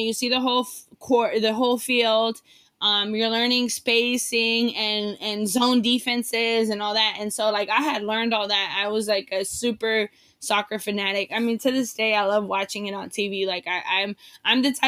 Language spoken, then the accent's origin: English; San Diego, California, United States; also born or lived in Mexico; I grew up in South San Diego